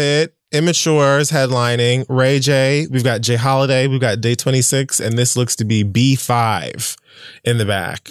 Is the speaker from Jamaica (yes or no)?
yes; Jamaica; I'm Jamaican.